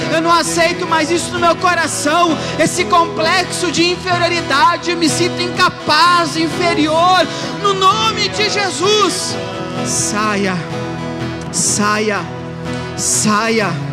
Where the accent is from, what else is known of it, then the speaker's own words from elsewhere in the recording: Alegrete, Rio Grande do Sul, Brazil; eu sou lá do Alegrete